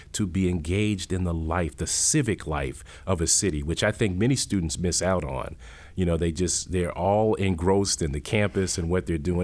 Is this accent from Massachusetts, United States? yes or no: yes; Worcester, Massachusetts, United States; moved away; I'm from Worcester, Massachusetts. I grew up in the projects of Worcester